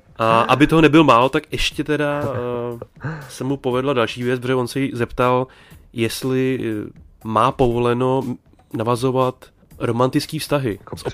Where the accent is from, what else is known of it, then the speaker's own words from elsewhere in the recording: Bohemia, Czechia; moved away; lidi u nás doma v Čechách